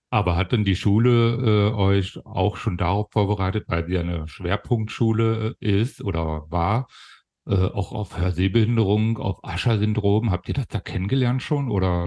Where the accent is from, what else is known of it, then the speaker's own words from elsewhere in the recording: Germany; accent: Berlin; also born or lived in Hannover; now in Kassel, Germany; meine Kindheit und Jugend in der, in der DDR äh, äh, ähm, habe ich verlebt.